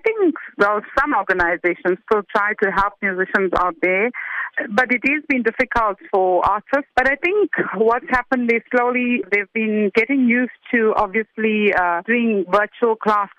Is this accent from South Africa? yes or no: yes; South Africa; We're proudly South African.